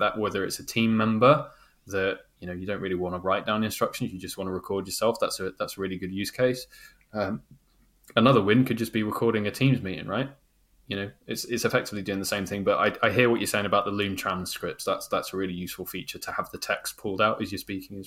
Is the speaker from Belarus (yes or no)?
no; United Kingdom; I'm a Brit